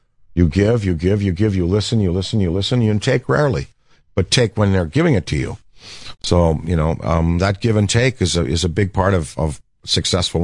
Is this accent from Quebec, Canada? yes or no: yes; Hull, Quebec, Canada; I grew up in Hull, Quebec